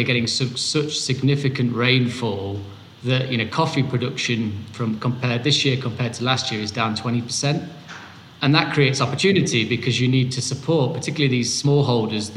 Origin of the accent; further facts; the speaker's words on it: United Kingdom; moved away as an adult; now in Bogota, Colombia; I'm British, but based in Bogota, Colombia